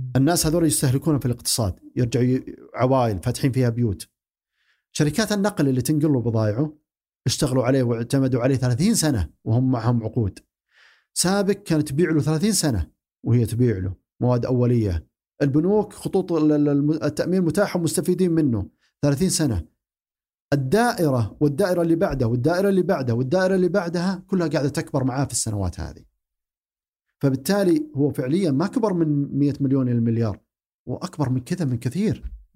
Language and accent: Arabic; Saudi Arabia; عندنا في السعوديه